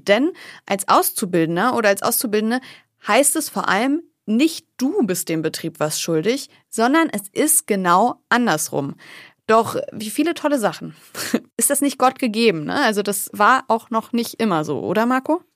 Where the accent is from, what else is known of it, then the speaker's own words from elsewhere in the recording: the North, Northern Germany, Germany; wie man bei uns im Norden sagt